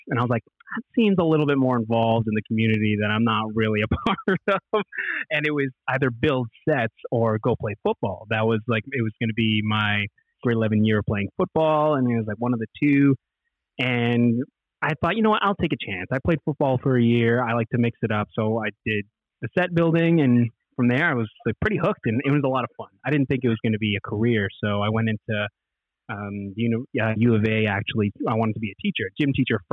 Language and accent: English; Edmonton, Alberta, Canada; I'm from Edmonton.